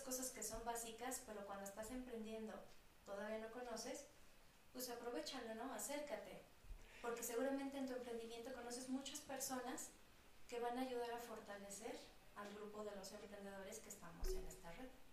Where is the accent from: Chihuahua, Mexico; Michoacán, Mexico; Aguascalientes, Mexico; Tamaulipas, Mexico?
Aguascalientes, Mexico; moved away as an adult; also born or lived in Querétaro; now in Mexico City, Mexico; yo soy de Aguascalientes, tengo toda mi red de psicólogos de allá